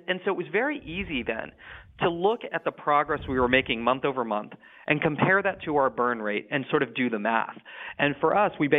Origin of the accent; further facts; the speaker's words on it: Silicon Valley, California, United States; I grew up in the Silicon Valley